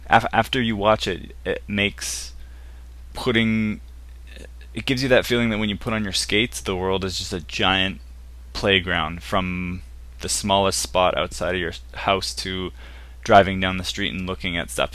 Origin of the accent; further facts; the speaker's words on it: Canada; I'm from Canada.